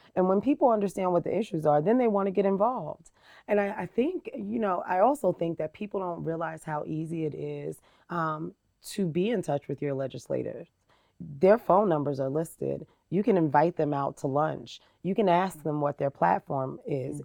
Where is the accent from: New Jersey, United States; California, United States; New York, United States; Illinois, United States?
New Jersey, United States; Jersey City; moved away as an adult; now in Lehi, United States; I was born and raised in New Jersey. Uh, Jersey City, New Jersey